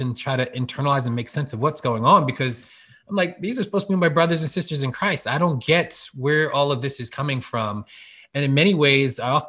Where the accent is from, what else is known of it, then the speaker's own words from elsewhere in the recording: Norristown, Pennsylvania, United States; also born or lived in Philadelphia suburbs; Growing up in the Philly area in Norristown, Pennsylvania, racially diverse community